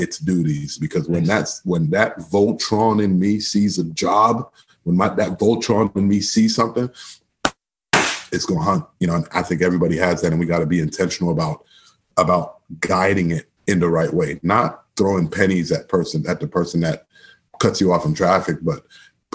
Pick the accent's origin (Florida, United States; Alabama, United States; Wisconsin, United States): Florida, United States; Miami; moved away; born and raised in Miami, Florida, my mom's from Trinidad and my dad's from Guyana